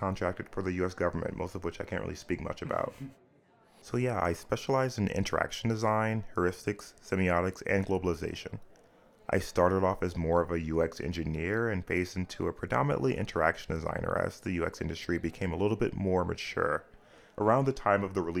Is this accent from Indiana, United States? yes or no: yes; Indiana, United States; also born or lived in North Carolina / Japan / Italy; I grew up in Indiana, North Carolina, Japan, and Italy.